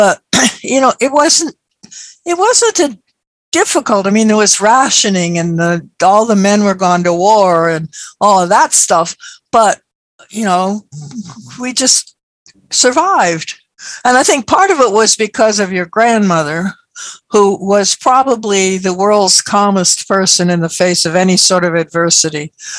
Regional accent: Berkeley, California, United States; also born or lived in Honolulu; Oh, Berkeley. Well, that, of course, it was World War II. We started off World War II in Honolulu. And then in August of 1942, Mama and I took a 19-day cruise across the Pacific on courtesy of the U.S. government to get back to San Francisco.

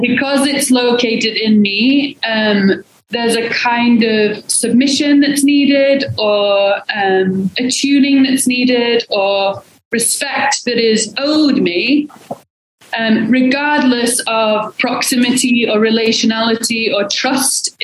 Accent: England, United Kingdom; also born or lived in Portland, Oregon; now in Salt Lake City, United States; I'm originally from England, but moved to Salt Lake City, um, in 2014

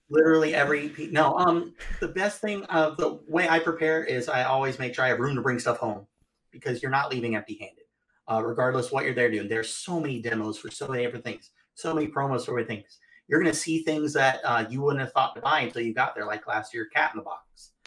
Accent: Florida, United States; I'm from Florida

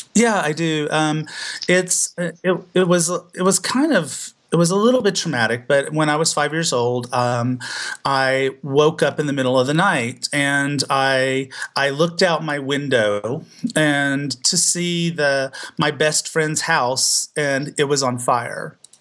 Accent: the South, United States; I was still growing up in the South

